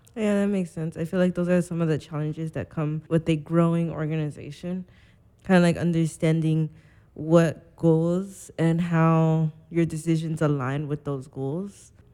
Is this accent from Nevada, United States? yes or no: yes; Las Vegas, Nevada, United States; I grew up in Las Vegas